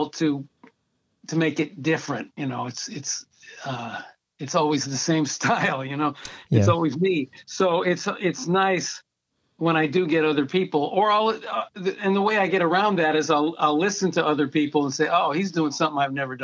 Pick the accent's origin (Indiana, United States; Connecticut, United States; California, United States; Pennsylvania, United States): Connecticut, United States; West Hartford; also born or lived in Albany, New York / Washington, D.C. area; Then we moved to Hartford, Connecticut, and that's where I started taking piano lessons. So it started in West Hartford, Connecticut